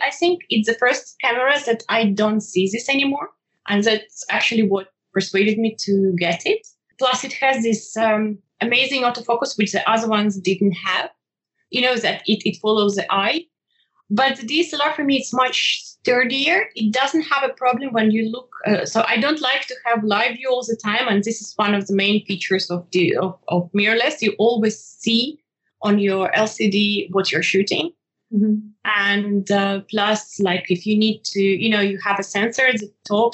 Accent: Ukraine; now in Switzerland; I'm originally from Ukraine and uh, I'm currently living in Switzerland

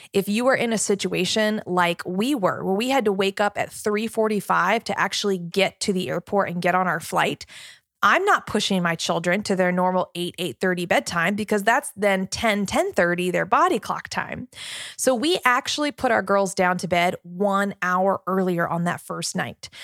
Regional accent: Richmond, Virginia, United States; I'm from Virginia, I'm here in Virginia

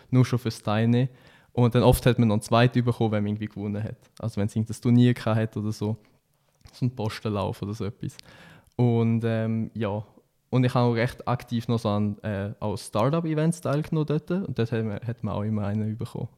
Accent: Switzerland; als Schweizer

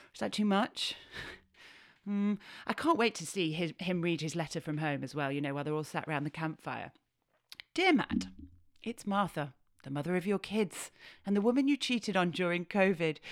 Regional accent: Yorkshire and the Humber, United Kingdom; I'm a Yorkshire lass

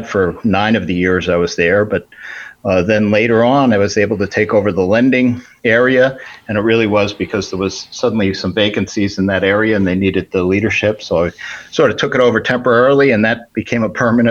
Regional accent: New Jersey, United States; moved away as an adult; also born or lived in New York City, United States / Albuquerque, New Mexico, United States; now in Florida, United States; I grew up in North Jersey, and I attended one of the state colleges there in New Jersey

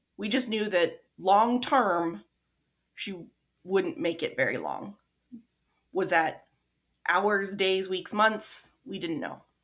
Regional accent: Midwest, United States; accent: non-accent; I'm from the Midwest, so I have the non-accent accent.

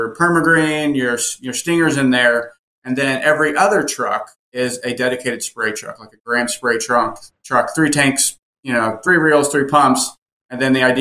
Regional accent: Fort Myers, Florida, United States; also born or lived in Vermont; now in Charlotte, United States; It's Fort Myers, Cape Coral. So it's about 2 hours south of Tampa. So it's Southwest Florida

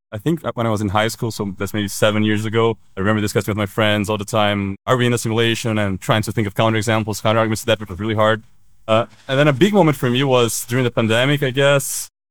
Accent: Brazil; moved away; I'm from Brazil

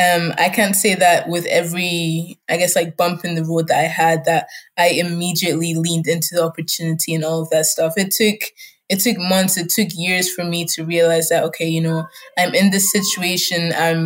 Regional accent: Scotland, United Kingdom; first language German; English is a second language; also born or lived in Germany; I'm in Germany. German was my first language. I was going to kindergarten. I had my friends and some family there until, you know, 6 years later, my dad was like, oh, now we're relocating to Scotland in the UK.

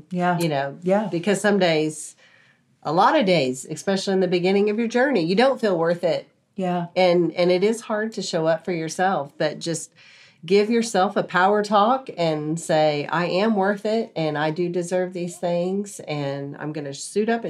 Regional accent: Texas, United States; I'm from Texas too.

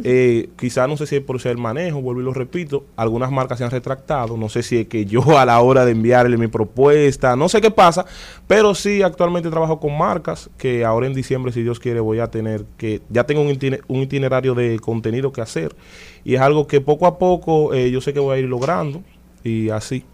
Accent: Dominican Republic; como dominicano, al fin

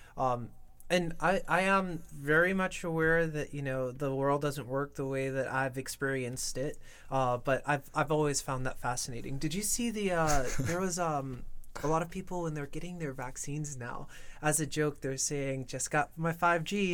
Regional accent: New York, United States; I was born and raised in New York

